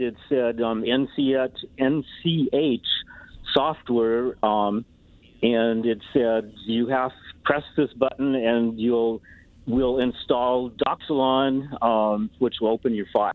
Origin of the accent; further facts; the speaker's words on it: Colorado, United States; now in Iowa, United States; I'm from Colorado and I have relatives in Colorado